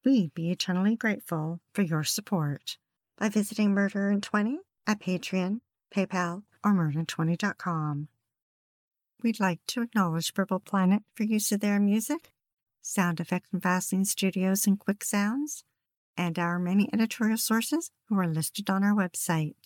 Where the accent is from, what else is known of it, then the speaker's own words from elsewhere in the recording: Kelowna, British Columbia, Canada; Growing up in Kelowna